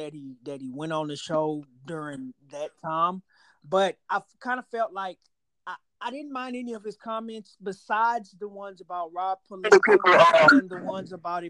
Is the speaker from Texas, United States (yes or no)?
yes; Houston, Texas, United States; I'm from Houston